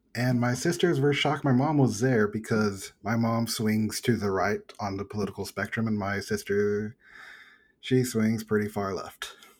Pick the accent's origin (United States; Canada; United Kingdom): United States; Texas; I'm from Texas.